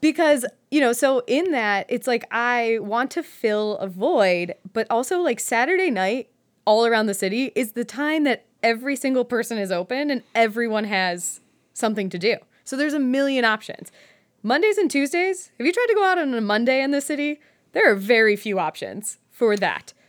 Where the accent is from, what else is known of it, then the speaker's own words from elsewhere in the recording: Westlake, Ohio, United States; moved away as an adult; also born or lived in Ithaca, New York / New York City; I grew up in Westlake, um, like, Westlake, Lakewood area